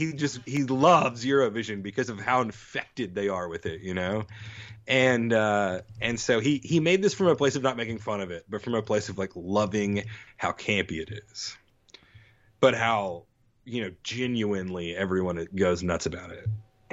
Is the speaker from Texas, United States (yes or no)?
yes; Texas, United States; born or raised there; moved away; also born or lived in Mississippi